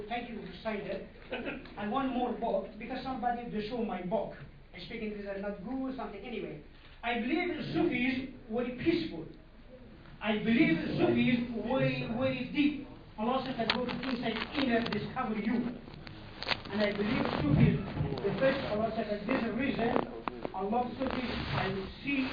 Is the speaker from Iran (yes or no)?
yes; Iran; English is a second language; I'm from Iranian